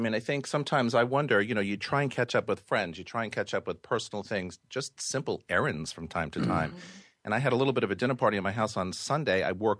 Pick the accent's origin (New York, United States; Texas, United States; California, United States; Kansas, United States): New York, United States; New York City; But you know, being a New Yorker, it's because I like to be here way before 8 o'clock